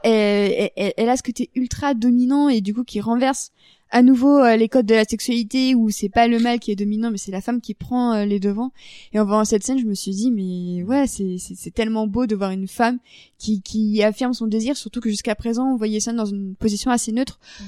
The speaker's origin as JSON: {"language": "French", "town": "Paris", "region": "Île-de-France", "country": "France", "said": "en tant que Parisienne"}